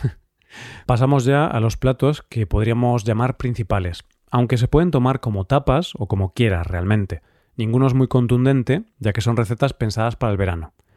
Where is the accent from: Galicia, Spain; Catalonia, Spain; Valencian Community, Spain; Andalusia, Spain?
Galicia, Spain; sobre todo en mi tierra, aunque se come también en el resto de España, es el pulpo a la gallega